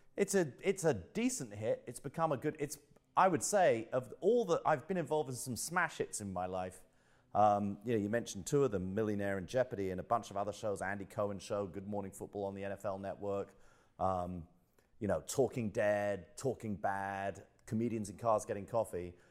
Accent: London, United Kingdom; also born or lived in Bromley; I'm from Southeast London. I'm from the London borough of Greenwich. Um, moved out to Bromley, which is about three miles out, uh, when I was about fifteen years old

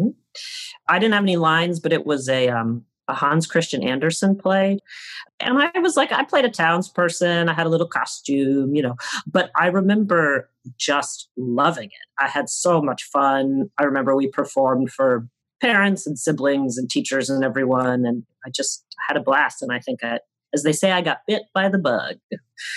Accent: United States; Growing up in the time I grew up in America

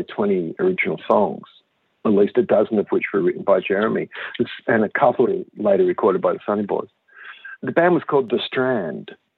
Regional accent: Gold Coast, Queensland, Australia; Growing up on the Gold Coast

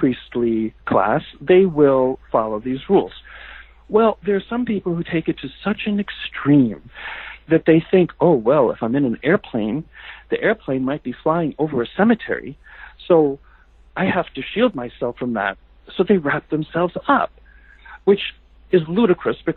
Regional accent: New Jersey, United States; moved away as an adult; also born or lived in Boston; now in California, United States; having moved away from my family community in New Jersey, I lived in Boston for many years, and now I live in California

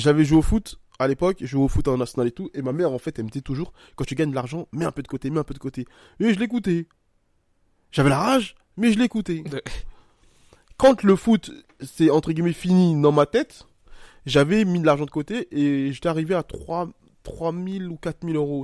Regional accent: Côte d’Ivoire; je suis un Ivoirien

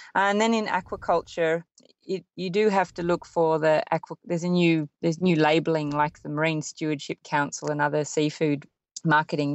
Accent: Sydney, New South Wales, Australia; growing up in Sydney and living by the sea

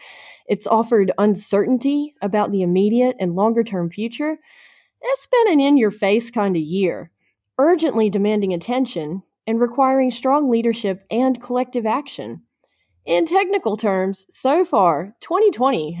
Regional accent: United States; moved away; my home country of the United States

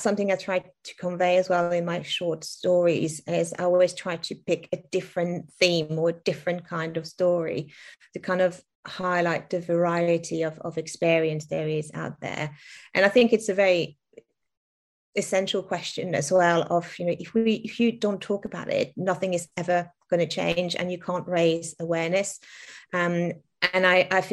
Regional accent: France; English is a second language; moved away; I was born and raised in France, primary school in France

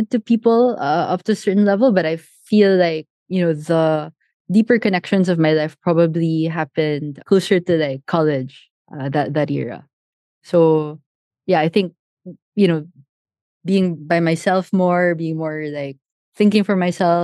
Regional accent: Pasay, Metro Manila, Philippines; I grew up in Manila, Pasay to be exact, middle-class family

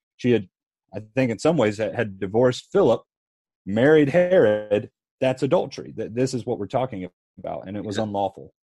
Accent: Harrisburg, Pennsylvania, United States; I'm from Harrisburg, Pennsylvania

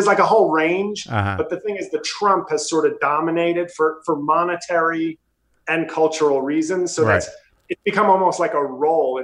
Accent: New York City, New York, United States; moved away as an adult; now in New Jersey, United States; I'm from New York City, but I now live in Jersey.

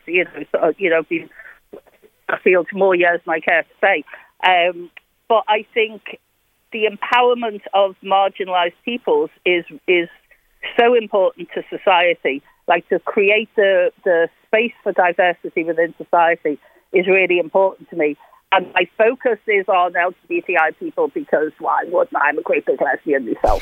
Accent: Liverpool, North West England, United Kingdom; moved away; I came from Liverpool, I just probably painting the obvious in my voice

